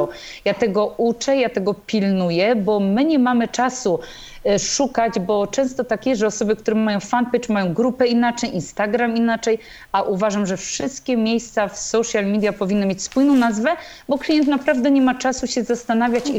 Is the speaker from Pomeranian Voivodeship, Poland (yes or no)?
yes; Tricity, Pomeranian Voivodeship, Poland; w Trójmieście bo jestem z Trójmiasta